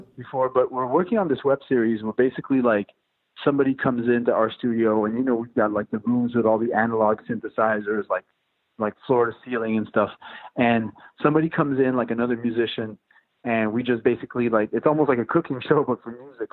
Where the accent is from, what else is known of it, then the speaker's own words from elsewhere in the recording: Montreal, Quebec, Canada; now in New York, United States; I moved out from Montreal in 2002